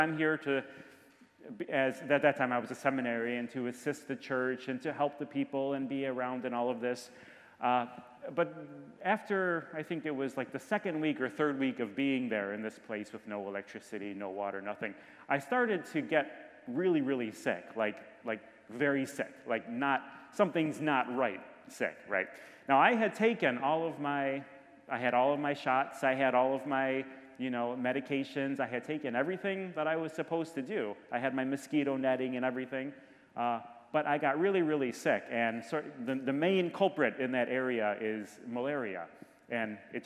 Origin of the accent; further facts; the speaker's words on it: Michigan, United States; also born or lived in Orlando, Florida / Chicago; now in Hong Kong, China; I'm originally from Michigan. That's where I was born, up in Michigan